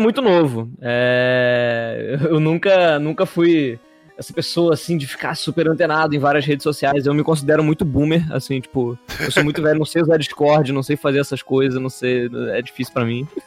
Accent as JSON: {"language": "Portuguese", "region": "Rio de Janeiro", "country": "Brazil", "said": "eu sou carioca, mas apesar de eu ser carioca"}